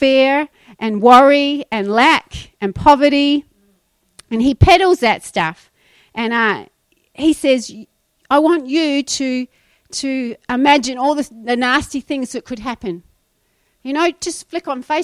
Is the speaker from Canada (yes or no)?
no; New Zealand; moved away; When I was growing up in New Zealand, if you left your shoes in the cupboard for more than a week, they would go moldy